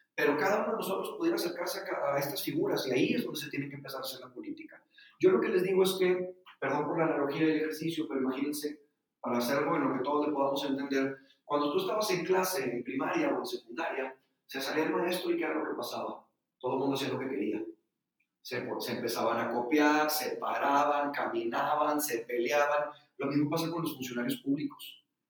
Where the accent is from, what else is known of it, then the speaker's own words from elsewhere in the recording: Nuevo León, Mexico; also born or lived in Madrid; en México, particularmente en el estado de Nuevo León, de donde soy yo